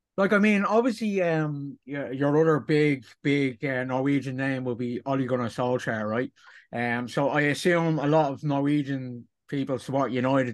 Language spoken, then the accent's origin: English; Dublin, Leinster, Ireland; I personally, as an Irishman, uh, from Dublin